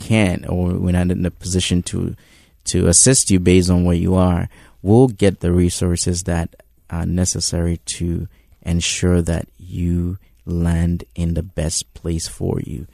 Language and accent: English; Ghana; moved away; Reverend Mark and I um, go all the way back to high school, and um, you know, growing up in Ghana